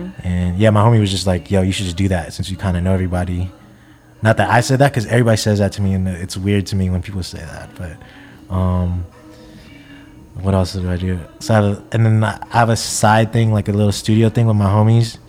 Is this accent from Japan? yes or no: yes; Japan; now in Bay Area, United States; living in the Bay Area, growing up in Japan